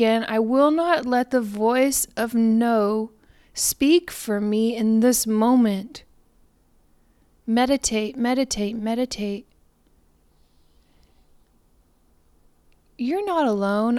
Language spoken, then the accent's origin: English; Houston, Texas, United States; H-Town and for my hometown where I come from